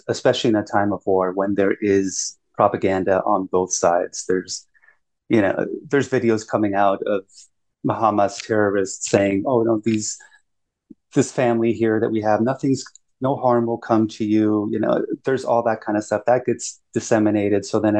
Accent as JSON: {"language": "English", "country": "Germany", "tie": "born there", "said": "I was actually born in Germany. But, you know, I was born to a father who's in the Air Force, so yeah, I'm an American."}